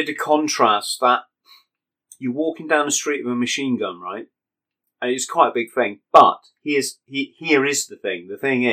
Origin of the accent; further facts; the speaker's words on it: England, United Kingdom; I'm a British person, English